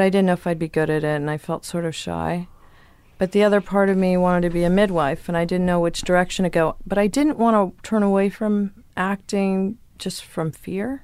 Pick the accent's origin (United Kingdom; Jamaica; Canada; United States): United States; Virginia; moved away; also born or lived in Chicago; we lived in a hippie commune in Virginia